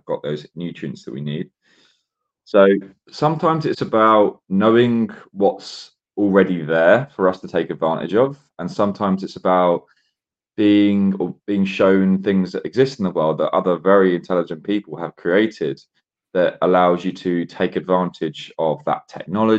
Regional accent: Isle of Wight, South East England, United Kingdom; now in London, United Kingdom; I'm originally from the Isle of Wight, so it's completely 360 to London. The Isle of Wight's population, about 110,000 people. Everyone knows each other.

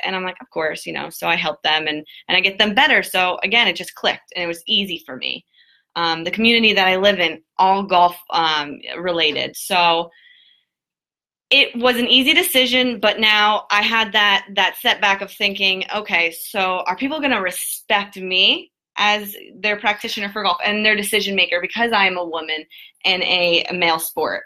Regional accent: Jupiter, Florida, United States; I grew up in Jupiter, Florida, my whole entire life

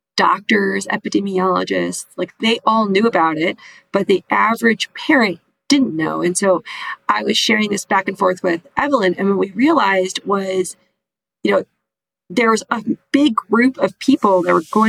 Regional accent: Midwest, United States; I was raised in the Midwest

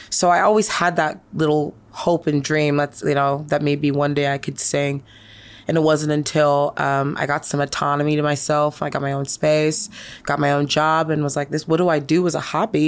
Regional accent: New York City, New York, United States; also born or lived in Tacoma, United States; I'm from everywhere. I'm from New York and I'm from Tacoma. My parents split when I was younger and I ended up moving in with my grandma in New York City.

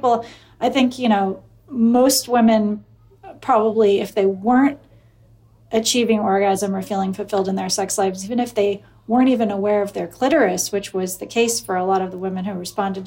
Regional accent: Eugene, Oregon, United States; I grew up in Eugene, Oregon

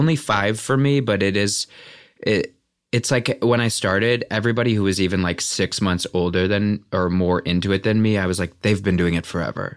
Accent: Valparaiso, Indiana, United States; moved away; also born or lived in Chicago, Illinois; I'm from Valparaiso, Indiana.

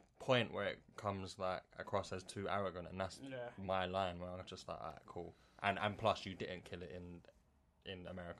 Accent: Ireland; I'm also Irish

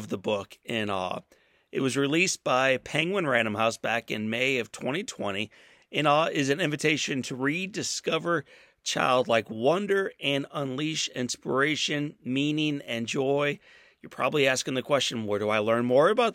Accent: St. Louis, Missouri, United States; My hometown of St. Louis

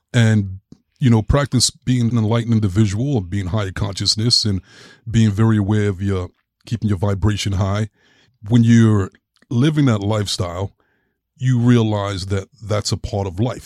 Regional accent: New York, United States; growing up in New York, it was just like I was just raised in that city

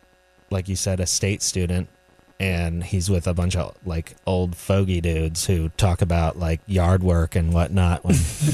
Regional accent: Florida, United States; now in North Carolina, United States; Derek and I grew up in Florida together

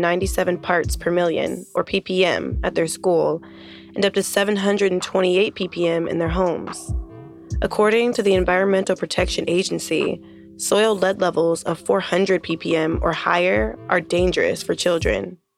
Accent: Oakland, California, United States; Oakland, California, my hometown.

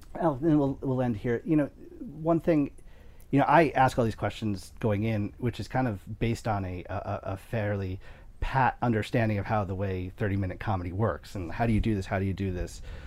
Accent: New York, United States; I'm a New Yorker

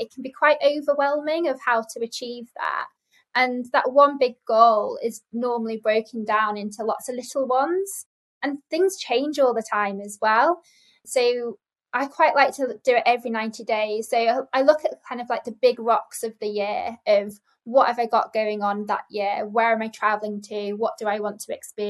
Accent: Lake District, North West England, United Kingdom; I'm from the Lake District, and I used to live on Lake Windermere as a child. So I'm a water baby, beautiful place to be brought up

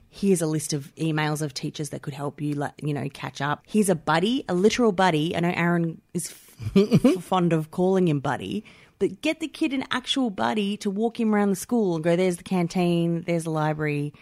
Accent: Melbourne, Victoria, Australia; I'm from St Albans, which is not from there. Like, I lived a lot of my childhood in Saint Albans

